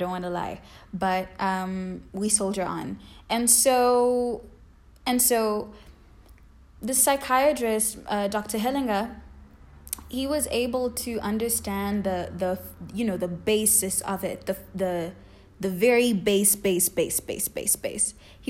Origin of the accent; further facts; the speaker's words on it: South Africa; English is a second language; I'm specifically speaking to Zulu culture because I am Zulu, or at least I was raised in Zulu culture.